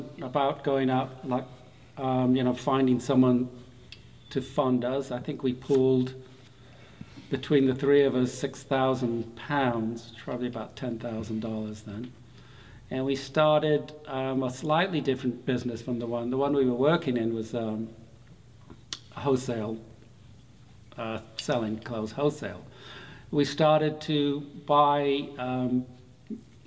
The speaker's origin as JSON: {"language": "English", "region": "the north of England", "country": "United Kingdom", "tie": "born or raised there", "also_born_or_lived": "Chicago", "moved": "as an adult", "lives_now": "Charleston, United States", "said": "I grew up in Northern England"}